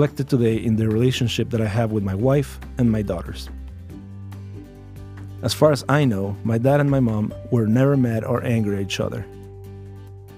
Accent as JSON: {"language": "English", "region": "Mexico City", "country": "Mexico", "tie": "born or raised there", "said": "I was born in Azcapotzalco, Distrito Federal, 5 days before Christmas of 1982."}